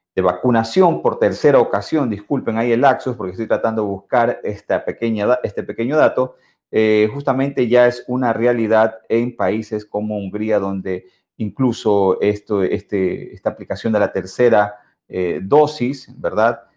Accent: Ecuador; nosotros como ecuatorianos

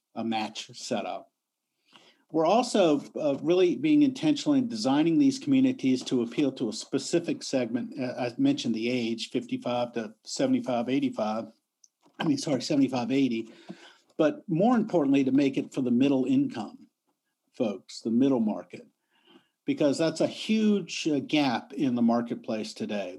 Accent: Richmond, Virginia, United States; moved away as an adult; also born or lived in New York; I came to my hometown, Richmond, Virginia

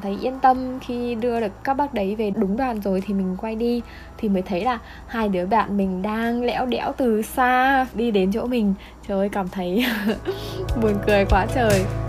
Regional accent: Vietnam

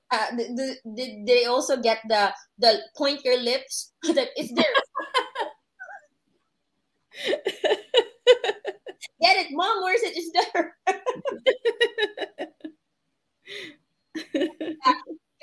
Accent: Philippines; moved away as an adult; now in United States; it's our tradition as a Catholic, as a Filipino as well

